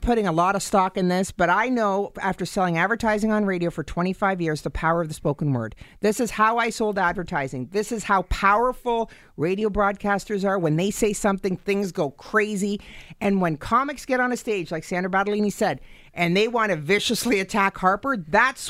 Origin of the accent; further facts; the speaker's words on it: Canada; We've never been prouder to be Canadian